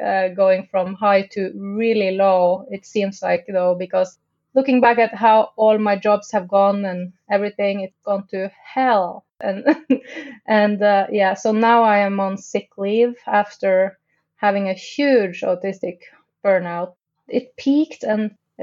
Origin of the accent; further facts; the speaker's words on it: Tromsø, Troms, Norway; also born or lived in London, United Kingdom; now in Oslo, Norway; I'm from Tromsø, and that is the Arctic, actually